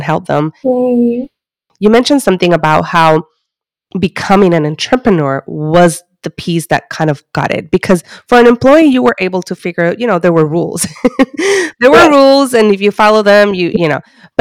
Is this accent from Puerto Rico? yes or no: yes; Puerto Rico; moved away; I was born and raised in Puerto Rico